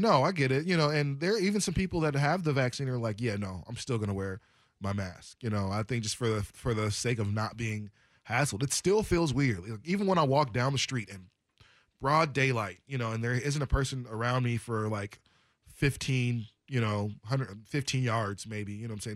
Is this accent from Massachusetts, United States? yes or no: no; Portland area, Oregon, United States; Oaks Park skating rink. We didn't really go to Skate World too much in Gresham